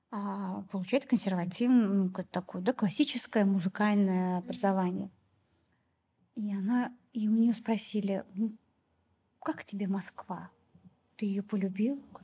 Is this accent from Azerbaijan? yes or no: yes; Baku, Azerbaijan; moved away as an adult; also born or lived in Moscow; я в Баку а, под крылышком родителей